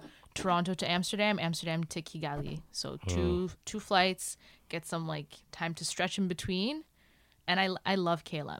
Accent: Burundi; English is a second language; now in Canada; I'm Burundian Canadian, but I identify so much with my roots.

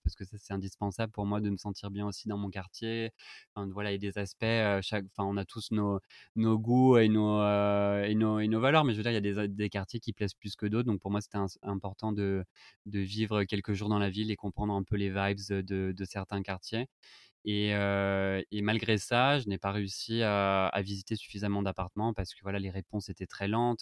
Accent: France; moved away as an adult; now in Madrid, Spain; nous en tant que Français

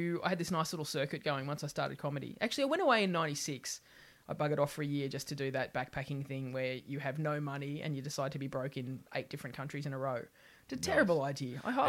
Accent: Sydney, New South Wales, Australia; moved away as an adult; Northern beaches of Sydney, which is a very insular little population.

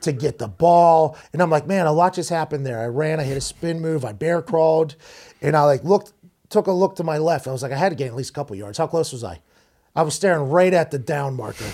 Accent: Pittsburgh, Pennsylvania, United States; in Pittsburgh, in my hometown

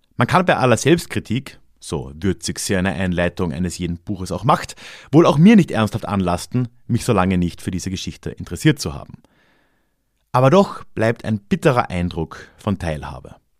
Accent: Villach, Carinthia, Austria; moved away as an adult; also born or lived in Vienna; Als Jugendlicher im Villach der frühen 2000er

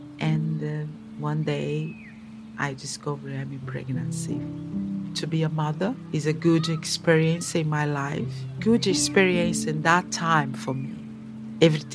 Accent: Brazil; English is a second language; now in London, United Kingdom; I have a 56 years old. I'm a black woman, activist for Black Lives Matter, and I'm an artist. I'm a mother. I'm from Brazil.

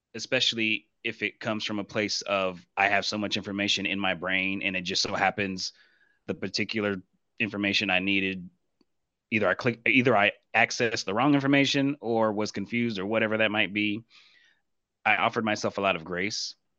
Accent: Blue Springs, Missouri, United States; moved away; I'm originally from Blue Springs, Missouri, in the Kansas City, Missouri area

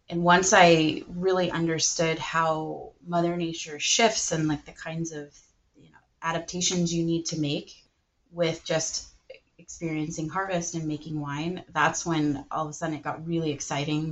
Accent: Northern California, United States; I was born and raised in Northern California

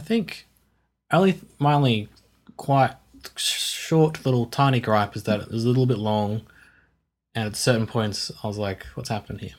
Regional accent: Australia

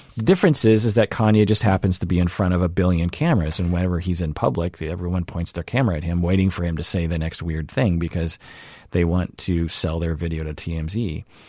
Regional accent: Seattle, Washington, United States; accent: mainstream Seattle; my general code that I operate from. which I would characterize as, like, mainstream Seattle

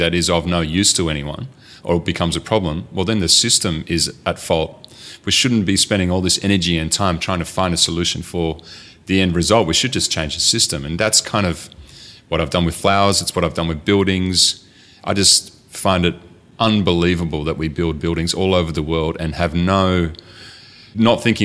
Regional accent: Rustenburg, North Holland, Netherlands; moved away; I grew up in a tiny little town called Rustenburg, which is right near Alkmaar in the north of Holland.

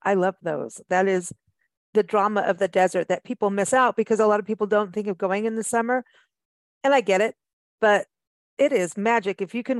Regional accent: South Africa; also born or lived in Kenya / England; I mean, I grew up in South Africa and Kenya and England.

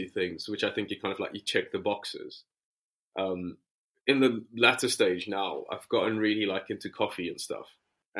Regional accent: South Africa; moved away as an adult; also born or lived in Cape Town / South London / China; now in London, United Kingdom; I am South African

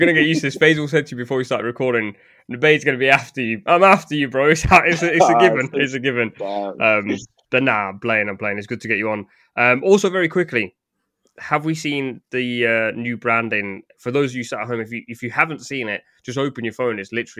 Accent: Pakistan; For those at home, I'm Pakistani.

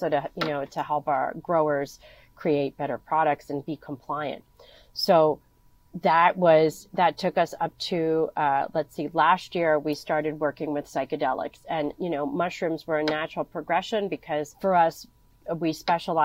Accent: Philadelphia, Pennsylvania, United States; So I'm originally from Philadelphia, you know, grew up, went to school in the city

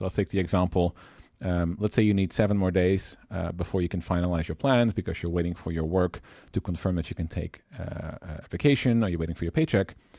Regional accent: Netherlands; born and raised in the Netherlands, traveled a lot through Europe, uh, and the rest of the world

